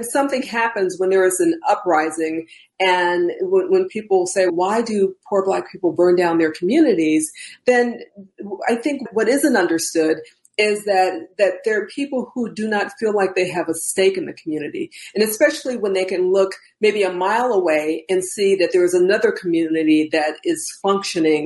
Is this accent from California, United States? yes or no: no; Chicago, Illinois, United States; Debra Kim and I grew up in the Theodore K. Lawless Gardens apartments